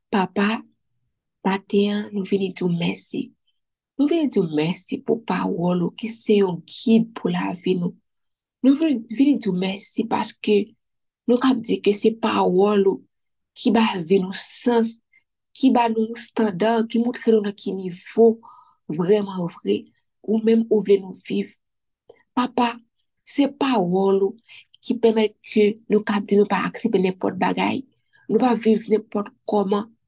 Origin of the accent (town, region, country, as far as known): Haiti